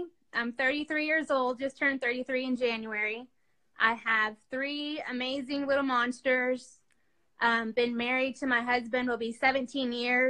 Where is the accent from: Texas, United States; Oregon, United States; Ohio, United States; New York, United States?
Texas, United States; Dallas; born there; I was born in Dallas, Texas, and my mom and dad separated, so we moved around a lot.